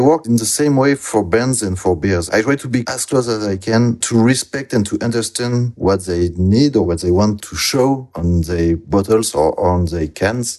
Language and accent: English; near Bordeaux, Nouvelle-Aquitaine, France; English is a second language; moved away as an adult; also born or lived in Toulouse, France / Angoulême, France; now in Brussels, Belgium; I'm from France, from some, southwest France, uh, near Bordeaux.